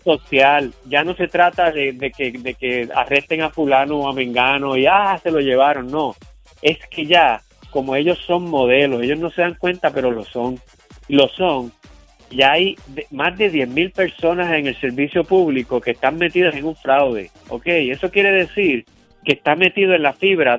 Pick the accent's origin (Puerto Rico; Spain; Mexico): Puerto Rico; Carolina; Yo soy de Carolina, yo conozco esto allí bien